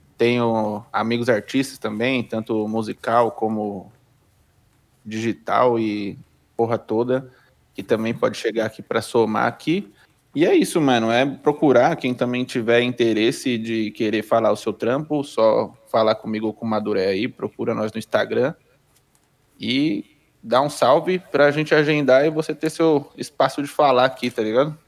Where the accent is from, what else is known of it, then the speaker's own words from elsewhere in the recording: São Bernardo do Campo, São Paulo, Brazil; sou de São Bernardo do Campo, São Paulo